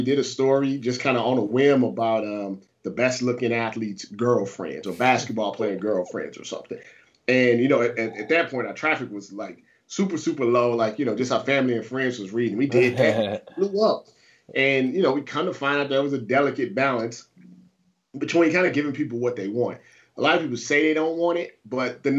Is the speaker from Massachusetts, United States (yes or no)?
no; St. Louis, Missouri, United States; also born or lived in Ohio; I'm from St. Louis, Missouri.